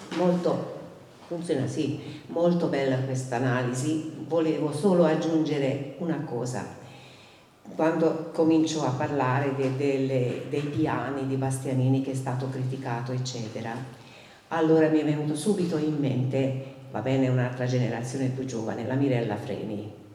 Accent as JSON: {"language": "Italian", "country": "Hungary", "moved": "yes", "lives_now": "Siena, Italy", "said": "io non sono senese di origine, di adozione però sì, però il mio carattere mm, ungherese, aus- austro-ungarico, asburgico"}